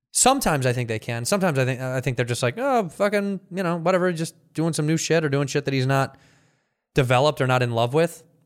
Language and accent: English; United States; I'm an American